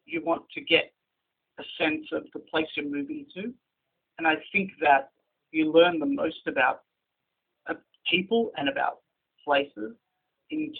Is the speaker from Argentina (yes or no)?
no; Melbourne, Victoria, Australia; Hebrew is a second language; moved away as an adult; now in Israel; גדלתי במלבורן, ולמרות שההורים שלי לא ישראלים